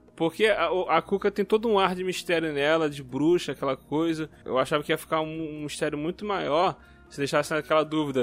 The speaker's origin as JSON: {"language": "Portuguese", "region": "Rio de Janeiro", "country": "Brazil", "said": "eu sou aqui do Rio."}